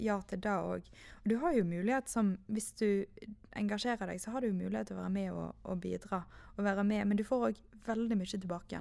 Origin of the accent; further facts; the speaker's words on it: Manger, Vestland, Norway; now in Knarvik, Norway; kommer fra Manger og har vokst opp